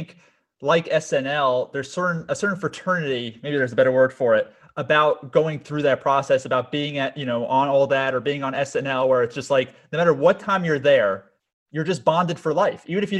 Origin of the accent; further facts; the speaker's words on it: Florida, United States; I'm from South Florida as well, so I have an affinity towards Florida